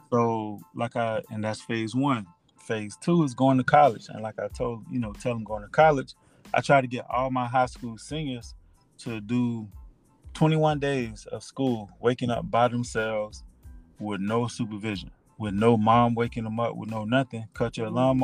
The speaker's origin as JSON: {"language": "English", "region": "South Florida", "country": "United States", "tie": "born or raised there", "said": "I was born and raised in South Florida."}